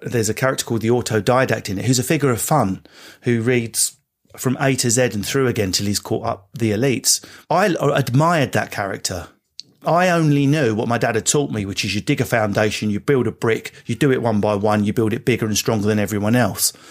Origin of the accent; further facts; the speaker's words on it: Enfield, London, United Kingdom; I grew up in Enfield.